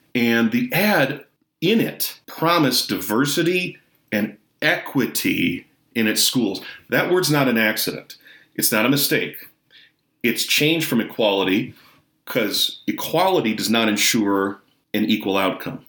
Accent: Michigan, United States; in michigan my home state

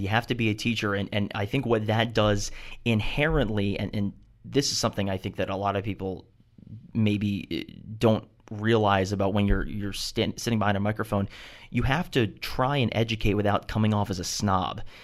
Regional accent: Baltimore, Maryland, United States; being from Baltimore, I never played lacrosse

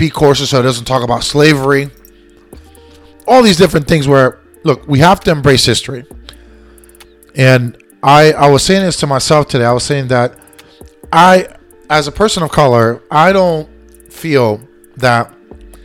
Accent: Lakeland, Florida, United States; also born or lived in New York, New York / Puerto Rico (ancestry); I was born and raised here. Florida is my state. Lakeland is my hometown

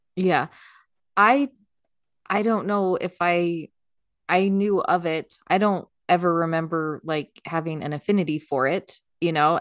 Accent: United States; we're American

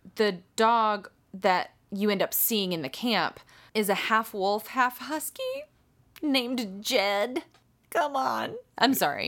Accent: United States; I'm American

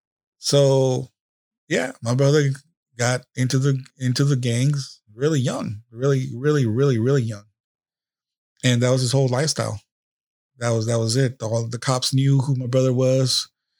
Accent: San Jose, California, United States; we grew up in East San Jose, went to high school, San Jose High School, all this bullshit.

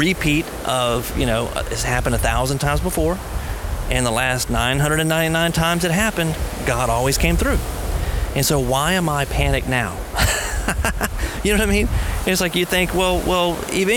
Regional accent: United States; maybe it's part of being an American. I think we have a certain mentality here in America

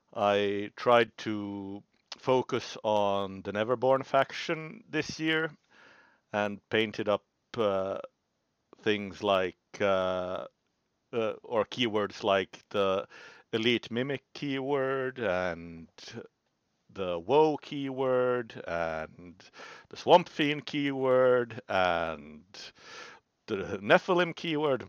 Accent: Finland; I'm from Finland

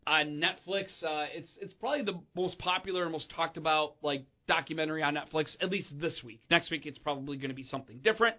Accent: Chicagoland, Illinois, United States; we're from Chicagoland

